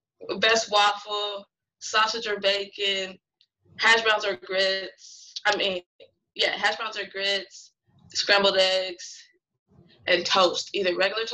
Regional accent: Marietta, Georgia, United States; I like to add that. I'm from Atlanta, Georgia, Marietta to be specific.

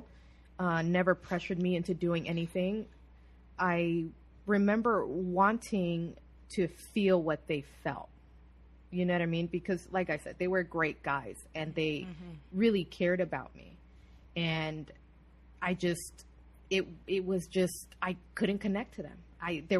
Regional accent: Glendale, California, United States; I was born and raised in Glendale, California

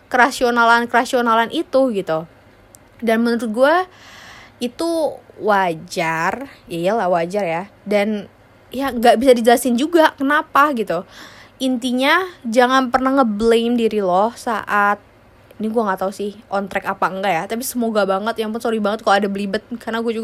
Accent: Indonesia; born there; kenapa gue lahir di negara Indonesia?

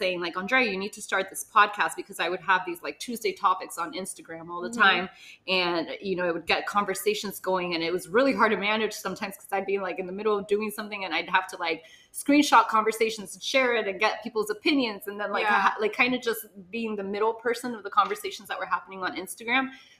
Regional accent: Miami, Florida, United States; also born or lived in Honduras; Okay, so I was born in Honduras, but I actually came to the States at 6 months old. So I am technically a like Miamian all my life. Never felt like I fit in Miami

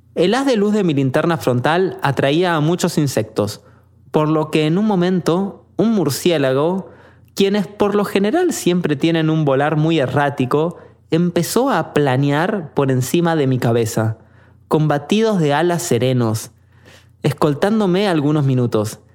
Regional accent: Argentina; moved away; Interesado por mi acento, me preguntó de dónde venía, y cuando respondí que de Argentina

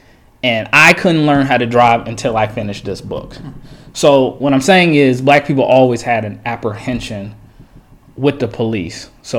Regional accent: Stone Mountain, Georgia, United States; me growing up in Stone Mountain

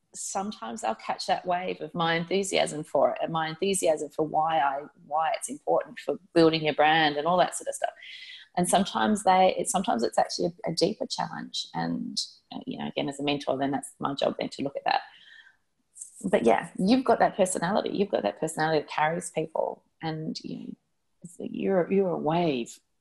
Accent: Gold Coast, Queensland, Australia; also born or lived in Sydney; I spent some time growing up on the Gold Coast in Queensland, and I was a junior lifesaver

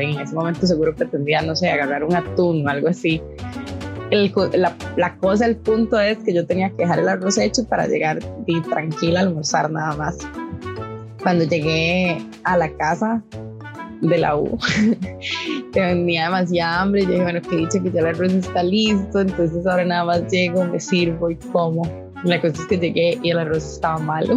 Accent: Liberia, Guanacaste, Costa Rica; also born or lived in San José; yo soy de Liberia, Canacaste

